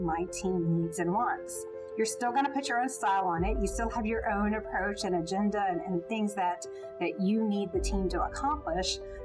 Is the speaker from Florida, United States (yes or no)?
yes; Jacksonville, Florida, United States; moved away as an adult; now in Atlanta, United States; I grew up not too far from Georgia in Jacksonville, Florida